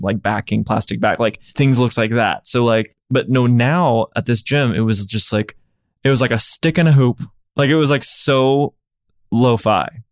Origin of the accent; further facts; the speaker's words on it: Nashville, Tennessee, United States; I grew up in Nashville